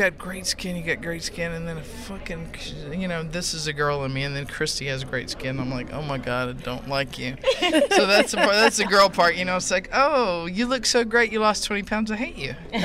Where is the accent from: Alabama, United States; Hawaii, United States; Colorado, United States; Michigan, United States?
Hawaii, United States; moved away; also born or lived in Texas; I grew up in Hawaii and stuff, I'm a Texas girl.